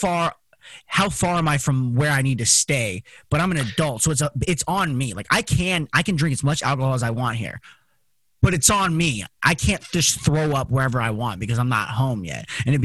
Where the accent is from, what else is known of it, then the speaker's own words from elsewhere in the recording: Las Vegas, Nevada, United States; Growing up in Las Vegas